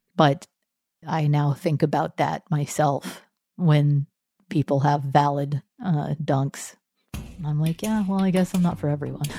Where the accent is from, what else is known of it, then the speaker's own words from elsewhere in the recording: Texas, United States; moved away; also born or lived in Cambridge; I was raised Methodist in Texas